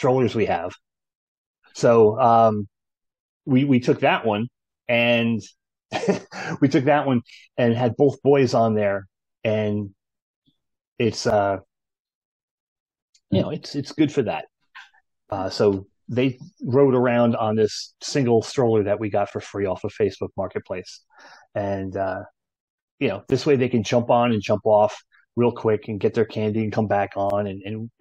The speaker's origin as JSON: {"language": "English", "region": "New Jersey", "country": "United States", "tie": "born or raised there", "said": "growing up in New Jersey"}